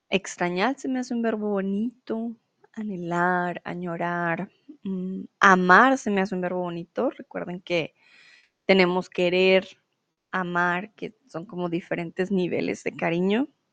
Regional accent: Colombia; moved away as an adult; now in Germany; soy de Colombia y mm, bueno, realmente vivo en Alemania

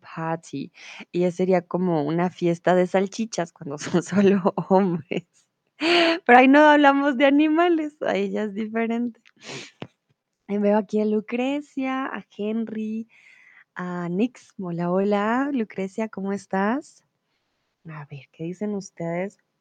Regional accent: Colombia; tutora de español aquí en Chatterbox, profe de español, soy de Colombia

